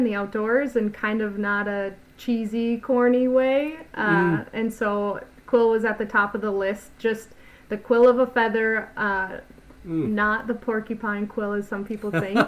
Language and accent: English; Minnesota, United States; moved away as an adult; also born or lived in Crookston, Minnesota; now in Bismarck, United States; I am originally from Minnesota